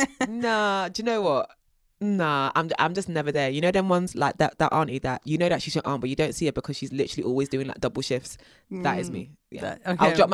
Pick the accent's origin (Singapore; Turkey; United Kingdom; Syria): United Kingdom; South London, London; the fact that I'm from South London, like the kind of jokes that I make